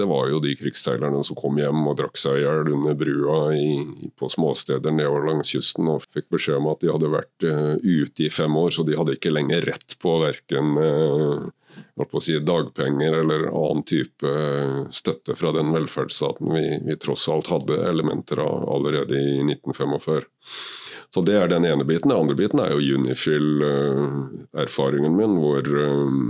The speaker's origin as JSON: {"language": "Norwegian", "town": "Kragerø", "region": "Telemark", "country": "Norway", "tie": "born or raised there", "said": "født og oppvokst i Kragerø med trebåter og seiling"}